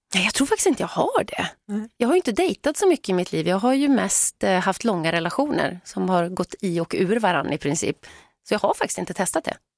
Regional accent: Sweden; vi svenskar

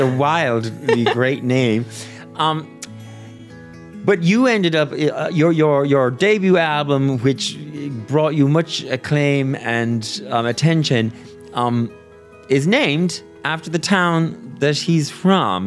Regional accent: Brazil; moved away; I'm from Brazil

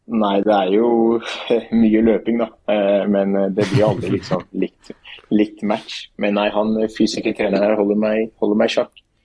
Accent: Oslo, Norway; moved away as an adult; now in Skien, Norway; Det er jo Oslo der jeg kommer fra

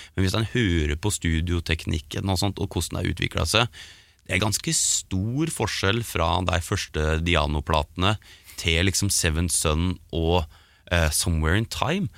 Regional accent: Geilo, Buskerud, Norway; born or raised there

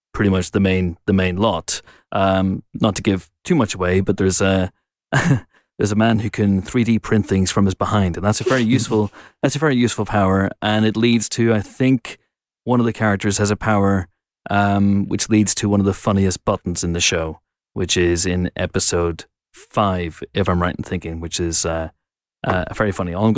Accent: United Kingdom; we're British

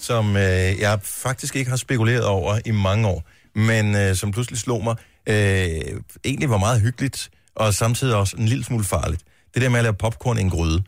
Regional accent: Denmark; moved away; min barndomsby, Bones

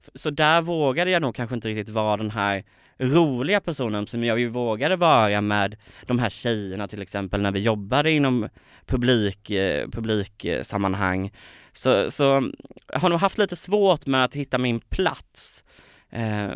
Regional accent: Påryd, Kalmar County, Sweden; born or raised there; moved away

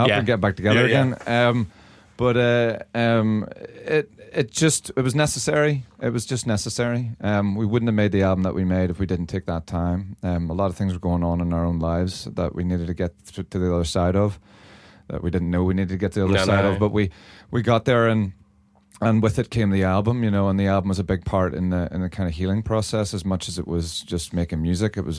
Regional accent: Northern Ireland, United Kingdom; From the scene that I grew up in Northern Ireland

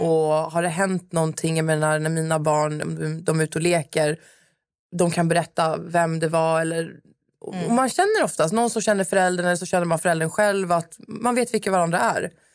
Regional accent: Stockholm, Stockholm County, Sweden; moved away as an adult; now in Södertälje, Sweden; Jag är uppvuxen i Stockholm, eh, på Södermalm

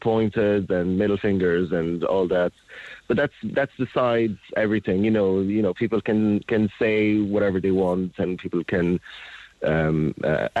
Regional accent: Azores, Portugal; moved away as an adult; now in Cork, Ireland; I'm from Portugal, yeah, from the Azores Islands. Been here living 10 years now since last month

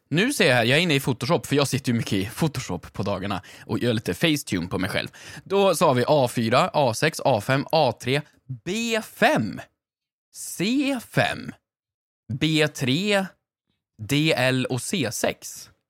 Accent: Värmland, Sweden; moved away; jag hade många i min klass hemma i Värmland

